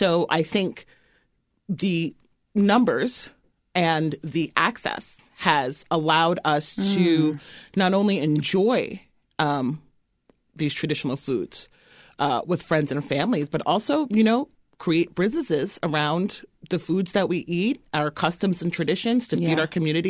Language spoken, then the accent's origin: English; Bronx, New York, United States; You know, I grew up both in the Bronx and also in the suburbs of New York at a time when there wasn't a ton of us around.